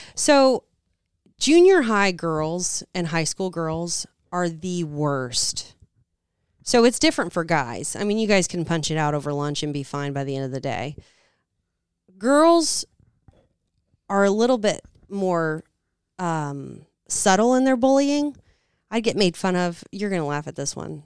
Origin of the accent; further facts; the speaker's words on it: Southern, United States; accent: Southern; moved away; my Southern accent